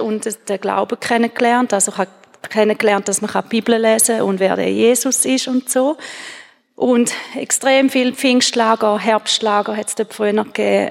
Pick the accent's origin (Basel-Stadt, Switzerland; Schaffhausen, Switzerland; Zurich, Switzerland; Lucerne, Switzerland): Schaffhausen, Switzerland; Gächlingen; ich bin in Gächlingen aufgewachsen